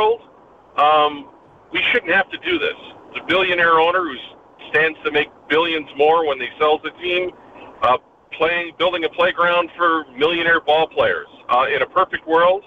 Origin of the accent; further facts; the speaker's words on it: Wisconsin, United States; my home state